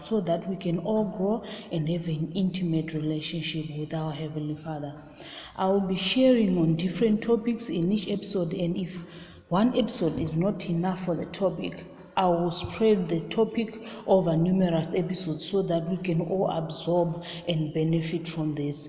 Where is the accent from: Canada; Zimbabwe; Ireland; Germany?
Zimbabwe; I'm from Zimbabwe.